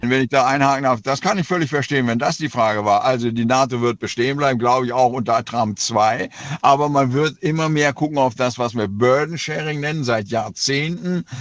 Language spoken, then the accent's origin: German; Oldenburg, Lower Saxony, Germany; In meiner Heimatstadt Oldenburg